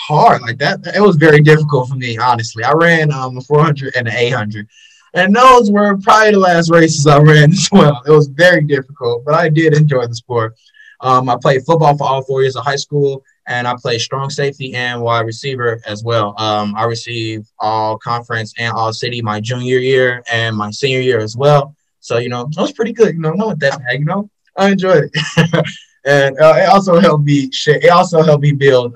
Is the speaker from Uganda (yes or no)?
no; Chicago, Illinois, United States; also born or lived in Urbana-Champaign, Illinois; I am from Chicago, Illinois, born and raised on the South Side as well